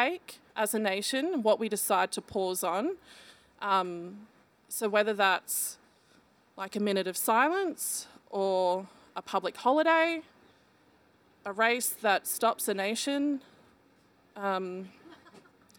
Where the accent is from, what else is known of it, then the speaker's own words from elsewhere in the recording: Brisbane, Queensland, Australia; I grew up in Brisbane